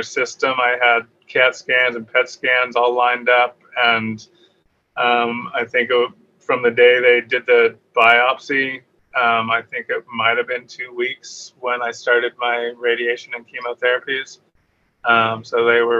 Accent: Reno, Nevada, United States; moved away as an adult; also born or lived in San Francisco, United States / Los Angeles, United States; now in San Diego, United States; I was born in Reno, Nevada, home of ….

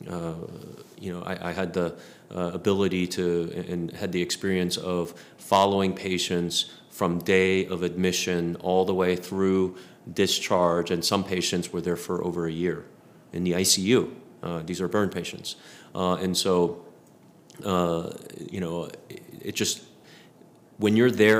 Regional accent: East Coast, United States; moved away as an adult; now in Texas, United States; we grew up in the East Coast.

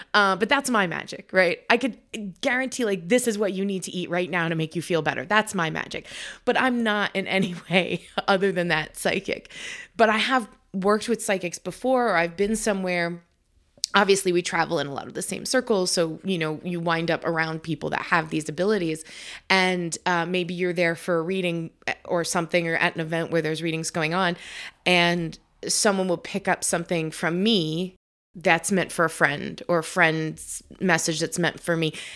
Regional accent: New York, United States; now in New England, United States; we're originally from New York.

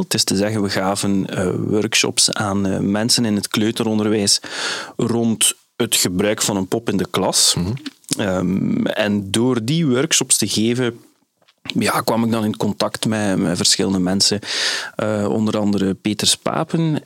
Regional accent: Flanders, Belgium; Zoals Vlaming

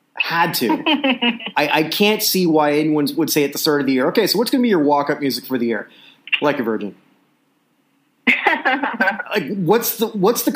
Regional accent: Canada; I'm Canadian

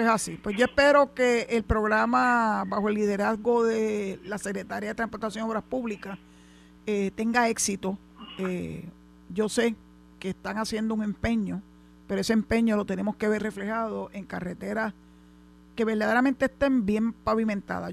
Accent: Puerto Rico; Yo soy puertorriqueña desde que nací hasta que me muera

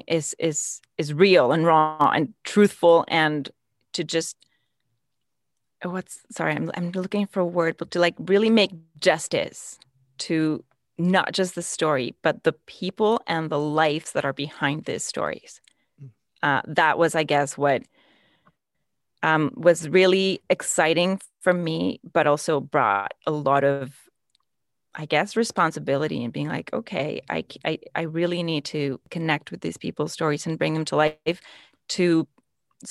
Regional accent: Mexico; moved away as an adult; now in Vancouver, Canada; I was born and raised in Mexico. I only moved here to Vancouver 4 years ago.

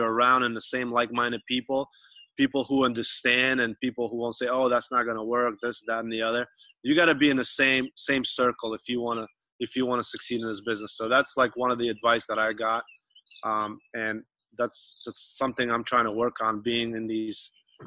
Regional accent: New York, United States; accent: New York; now in Southern California, United States; I'm originally from New York

